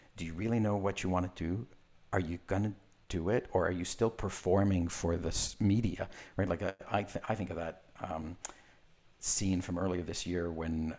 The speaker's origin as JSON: {"language": "English", "country": "Israel", "tie": "born or raised there", "said": "I was born in Israel"}